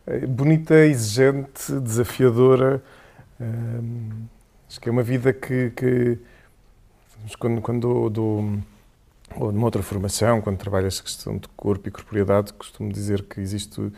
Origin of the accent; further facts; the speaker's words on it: Portimão, Faro, Portugal; accent: Algarve; primeiro sou de Portimão. Quanto muito se tivesse que usar algum sotaque era do Algarve.